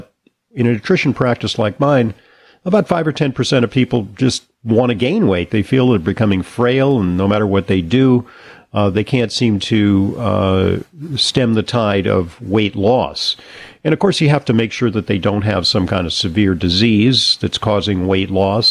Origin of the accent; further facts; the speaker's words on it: California, United States; growing up in California